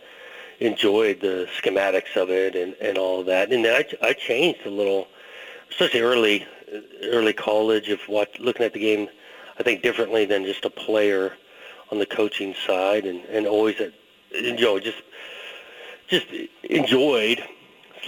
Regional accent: Southern California, United States; growing up in Southern California

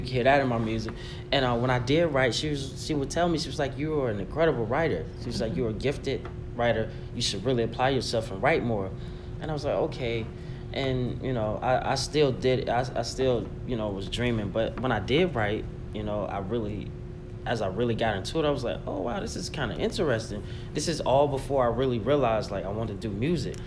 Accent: Auburn, Alabama, United States; moved away as an adult; now in North Carolina, United States; I'm originally from Alabama, Auburn to be exact, and I've been living in North Carolina for the past like seven years

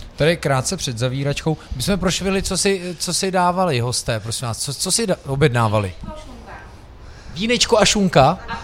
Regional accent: Prague, Czechia; já jsem z Vršovic

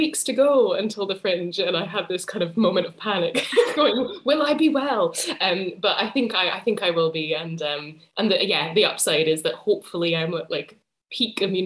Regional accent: Edinburgh, Scotland, United Kingdom; also born or lived in Cambridge / St Andrews; I'm a playwright and theatre maker from Edinburgh. I grew up in Edinburgh as well.

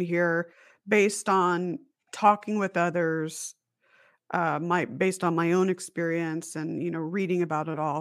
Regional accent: Las Vegas, Nevada, United States; also born or lived in Huntington Beach, California; I was born in Huntington Beach, California, and then my mom and dad and I moved to Las Vegas, and so it was our house in Las Vegas

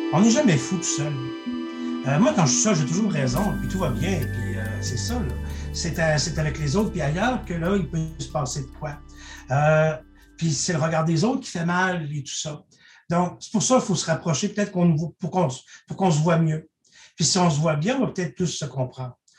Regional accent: Saint-Alexandre-de-Kamouraska, Quebec, Canada; moved away; je viens de la région de Kamouraska où les gens ont, euh, à Saint-Alexandre de Kamouraska, où les gens ont des habitudes d'entraide

